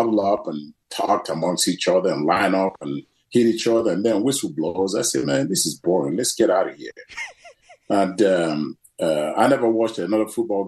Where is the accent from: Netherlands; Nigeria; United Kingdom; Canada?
Nigeria; But, you know, I was, I think it was 5 years old when the civil war br